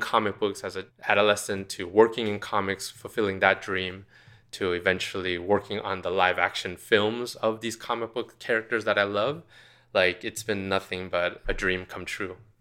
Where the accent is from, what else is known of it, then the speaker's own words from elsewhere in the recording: Orange County, California, United States; I grew up in Orange County in, in California